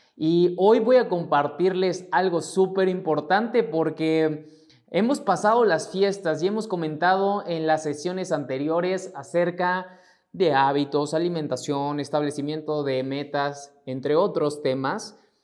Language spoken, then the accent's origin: Spanish; Mexico; mexicano, emprendedor y empresario